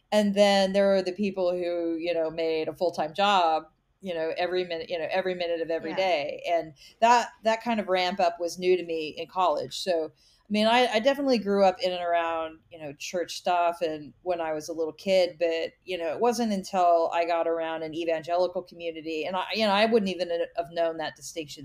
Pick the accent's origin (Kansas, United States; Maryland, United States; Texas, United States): Kansas, United States; I grew up in Kansas in a small town